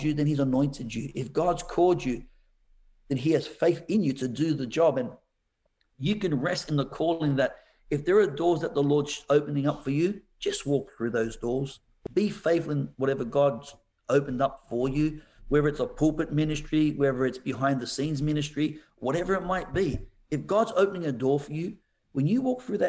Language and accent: English; Sydney, New South Wales, Australia; now in Gold Coast, Australia; I grew up in Sydney